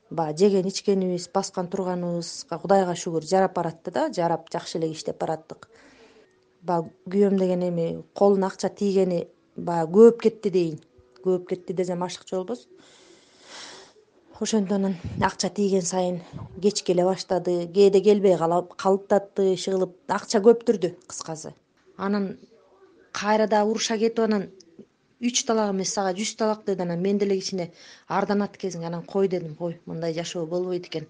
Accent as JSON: {"language": "Kyrgyz", "country": "Kyrgyzstan", "tie": "born or raised there", "moved": "as an adult", "lives_now": "Istanbul, Turkey", "said": "өзүм айылда чоңойгом"}